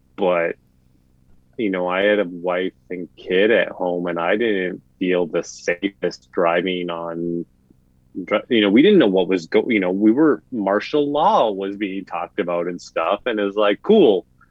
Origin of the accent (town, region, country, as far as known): Midwest, United States; accent: Midwestern; moved away